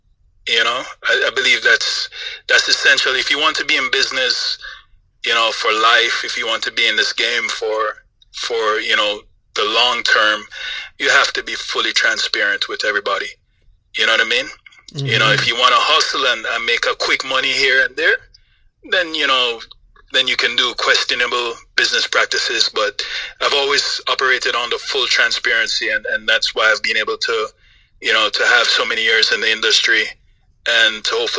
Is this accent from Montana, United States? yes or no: no; Florida, United States; now in Los Angeles, United States; You know, I grew up in Florida, but I'm now in Los Angeles